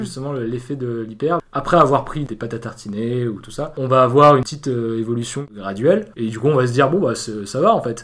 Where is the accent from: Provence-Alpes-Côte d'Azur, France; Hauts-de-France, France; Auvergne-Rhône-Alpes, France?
Provence-Alpes-Côte d'Azur, France; Avignon; moved away as an adult; now in Paris, France; Je suis né à Avignon euh, en 98